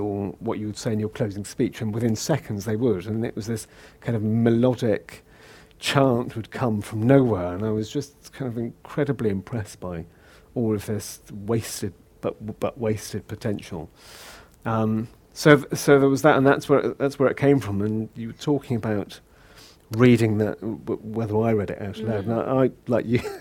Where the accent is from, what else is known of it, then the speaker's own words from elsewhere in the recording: Liverpool, North West England, United Kingdom; accent: Scouse; moved away as an adult; now in London, United Kingdom; I grew up in Liverpool. So, mm-hmm. I'm born and bred Scouser